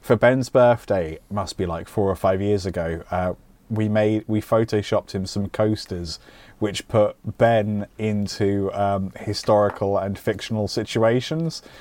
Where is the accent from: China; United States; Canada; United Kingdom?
United Kingdom; I'm British